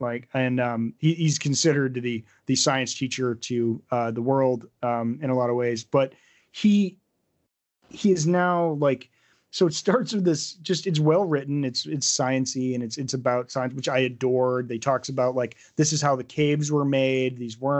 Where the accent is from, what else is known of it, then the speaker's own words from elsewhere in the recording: New Hampshire, United States; how I was raised in New Hampshire